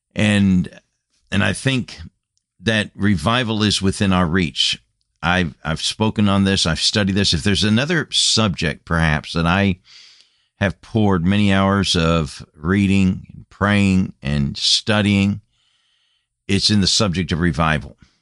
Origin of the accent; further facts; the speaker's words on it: United States; moved away as an adult; Came back to my home land after being a missionary for a number of years and burdened for my home country, my home nation